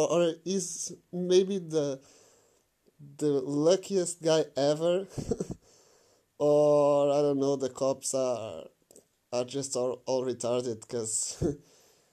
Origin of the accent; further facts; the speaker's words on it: Portugal; I'm from Portugal